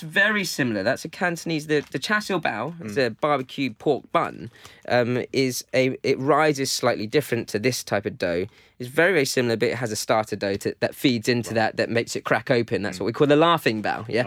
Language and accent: English; London, United Kingdom; I grew up in London